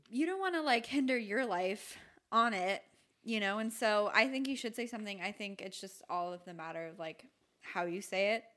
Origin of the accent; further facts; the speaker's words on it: St. Petersburg, Florida, United States; also born or lived in Michigan; my hometown